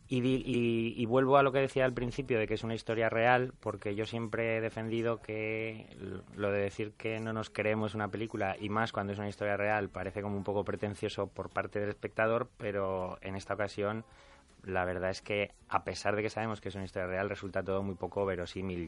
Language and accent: Spanish; Aragon, Spain; accent: maño; tengo un acento muy maño